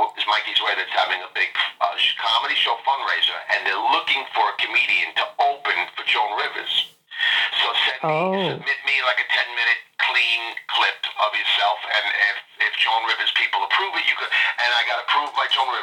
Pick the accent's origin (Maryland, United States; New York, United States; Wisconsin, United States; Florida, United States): New York, United States; New York City; I'm from Queens, New York